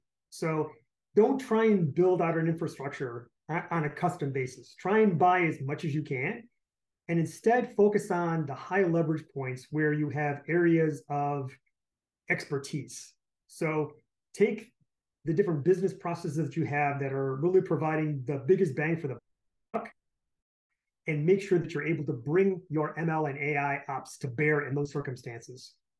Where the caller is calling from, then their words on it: Detroit, Michigan, United States; I am calling in from sunny, actually more like rainy, Detroit, Michigan.